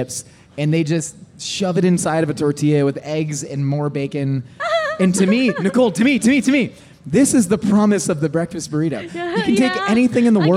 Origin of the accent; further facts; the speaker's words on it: California, United States; as a Californian